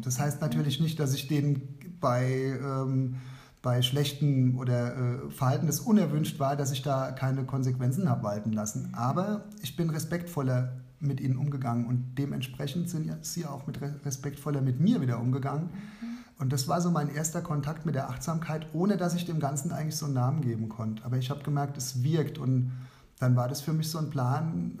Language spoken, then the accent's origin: German; Kaiserslautern, Rhineland-Palatinate, Germany; Ich bin aus Kaiserslautern, bin dort ähm, Lehrer an einer Realschule Plus